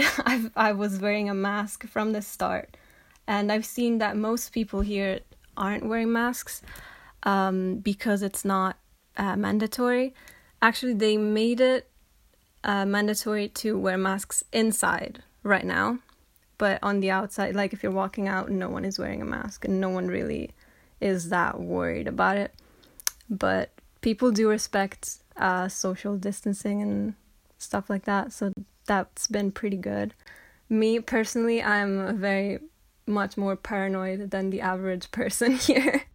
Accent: Sirmione, Lombardy, Italy; moved away as an adult; now in Scotland; I'm from Italy, but I study right now in Scotland

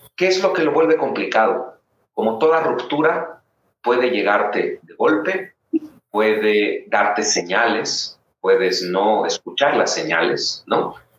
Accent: Mérida, Yucatán, Mexico; also born or lived in Mexico City; now in León, Mexico; yo soy de Mérida, Yucatán

